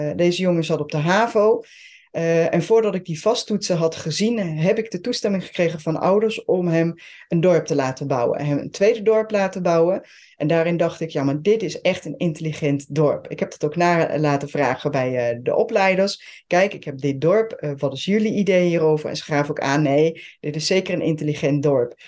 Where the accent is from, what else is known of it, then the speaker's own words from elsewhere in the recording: Switzerland; Dutch is a second language; now in Netherlands; ik ben geboren en getogen in eh, Zwitserland. ben in Nederland komen wonen. Heb de Nederlandse taal moeten leren.